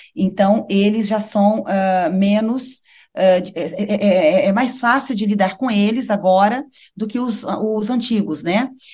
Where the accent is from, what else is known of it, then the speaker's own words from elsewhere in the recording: Brazil; also born or lived in Europe; now in Maputo, Mozambique; sou brasileira, né? Tenho as minhas raízes